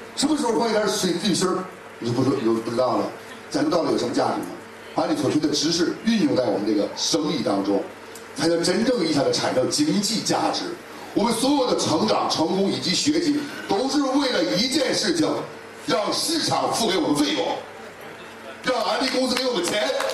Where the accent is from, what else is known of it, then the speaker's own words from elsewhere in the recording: Tangshan, Hebei, China; 我们唐山那块儿